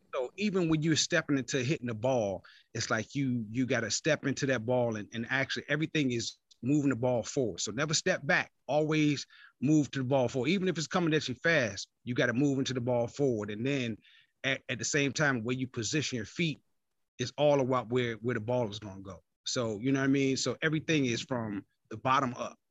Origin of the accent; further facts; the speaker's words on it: Virginia, United States; also born or lived in East Point, Atlanta, Georgia; now in Atlanta, United States; I'm from Virginia, man, but I live in Atlanta, though